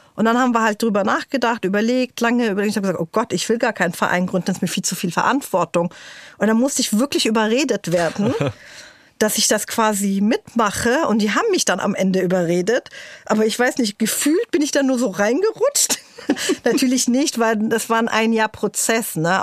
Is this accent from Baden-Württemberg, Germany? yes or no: no; Berlin, Germany; German is a second language; also born or lived in Tyre, Lebanon; in Morbid, wo ich aufgewachsen bin, was meine Heimat ist